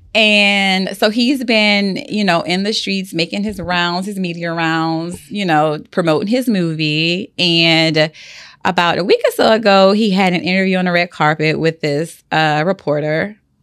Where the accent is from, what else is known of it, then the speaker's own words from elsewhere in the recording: the South, United States; I grew up in the South